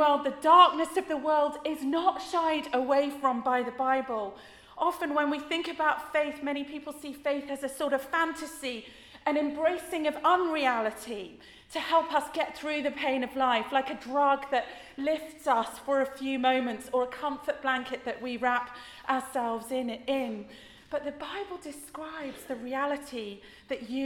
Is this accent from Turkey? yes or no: no; United Kingdom; we as British people